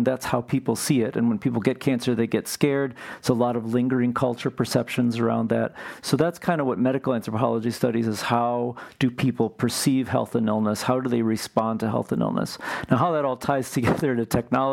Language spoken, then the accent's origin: English; Marshfield, Wisconsin, United States; moved away as an adult; also born or lived in Cleveland, Ohio / St. Paul, Minnesota; now in Twin Cities, United States; we moved there in 1974 or so, and I grew up there and graduated from high school there.